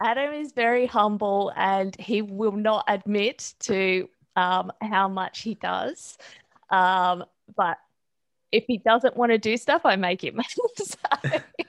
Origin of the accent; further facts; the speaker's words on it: Australia; I am Australian